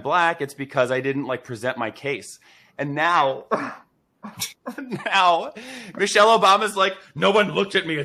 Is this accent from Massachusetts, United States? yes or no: yes; Boston, Massachusetts, United States; I grew up in Massachusetts, in Boston, Massachusetts